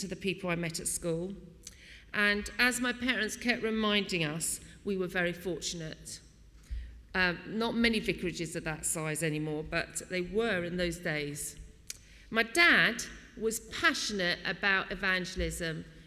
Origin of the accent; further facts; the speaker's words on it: Wallington, London, United Kingdom; I was born in May 1964, and we moved to St. Patrick's in Wallington